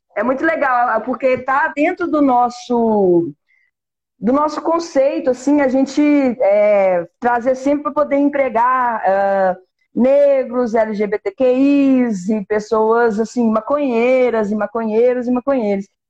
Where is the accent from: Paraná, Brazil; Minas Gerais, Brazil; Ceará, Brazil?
Minas Gerais, Brazil; a gente é mineiro